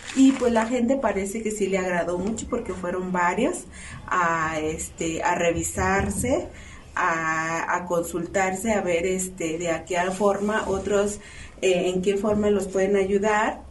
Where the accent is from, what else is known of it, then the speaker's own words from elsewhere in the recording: Mexico; now in Tonalá, Mexico; casi la mayoría de los que vivimos aquí somos mixtecos de San Andrés